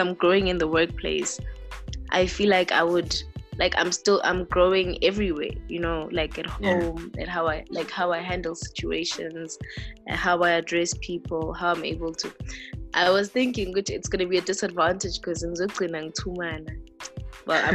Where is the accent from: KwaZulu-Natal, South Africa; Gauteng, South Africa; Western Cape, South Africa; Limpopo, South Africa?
Gauteng, South Africa; Soweto; I was born and raised in Soweto